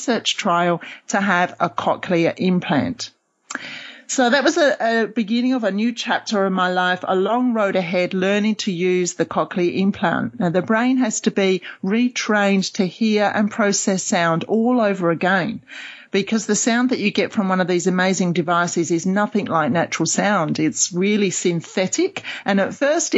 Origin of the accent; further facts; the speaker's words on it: London, United Kingdom; moved away as an adult; also born or lived in Oxford / Cambridge / Sydney; now in Perth, Australia; I'm originally from London